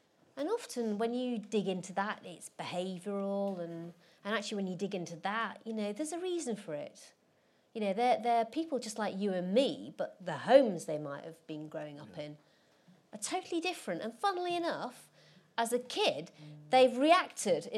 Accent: Rotherham, Yorkshire and the Humber, United Kingdom; where I grew up in Rotherham

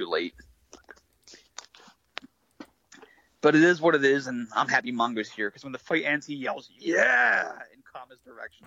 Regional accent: United States; I say this as an American

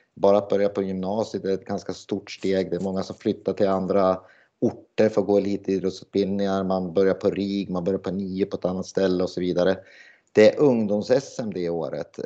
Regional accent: Sundsvall, Västernorrland County, Sweden; moved away as an adult; also born or lived in Gävle / Hagfors; jag är från Sundsvall från början

